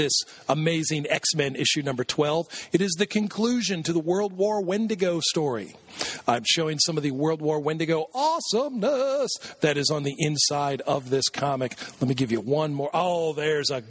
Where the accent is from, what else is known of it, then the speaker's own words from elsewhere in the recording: United States; I'm an American